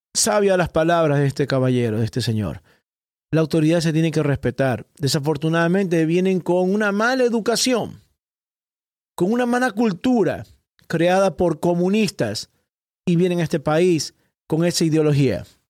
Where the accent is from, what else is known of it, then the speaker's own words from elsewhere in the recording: Ecuador; now in Miami, United States; soy ecuatoriano y llegué a este país, a los Estados Unidos